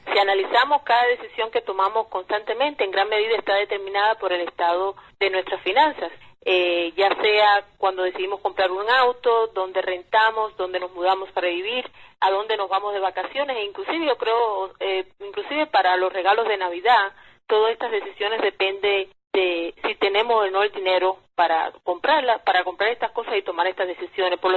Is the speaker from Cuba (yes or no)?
yes; Cuba; now in United States; pero como inmigrante latina, cubana, que soy, hablo por supuesto desde mi experiencia propia aquí en los Estados Unidos.